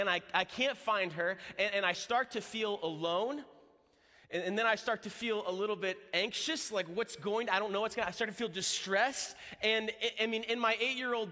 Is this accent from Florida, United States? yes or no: yes; Florida, United States; I'm from Florida.